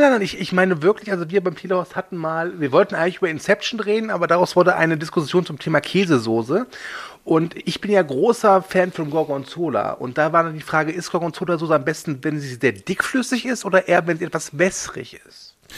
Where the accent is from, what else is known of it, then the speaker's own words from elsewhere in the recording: Rhineland, Germany; ich als Rheinländer kenne natürlich auch Oberster